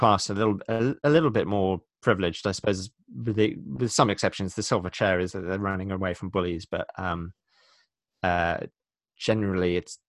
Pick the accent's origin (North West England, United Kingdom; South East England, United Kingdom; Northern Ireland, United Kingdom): South East England, United Kingdom; Cumnor; also born or lived in Eynsham / Aberystwyth / Pittsburgh / Durham; I mean, I grew up in Cumnor, which is where Philip Pullman now lives. So Cumnor is just outside Oxford, and now I live in another village called Ensham, which is again just outside Oxford.